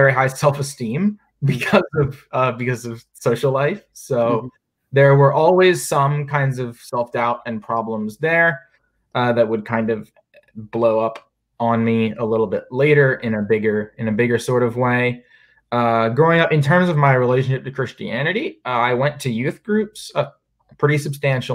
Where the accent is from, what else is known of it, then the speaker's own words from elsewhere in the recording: North Carolina, United States; moved away as an adult; also born or lived in Virginia; now in Charlottesville, United States; I'm originally from North Carolina, went to college at Virginia Tech, now at UVA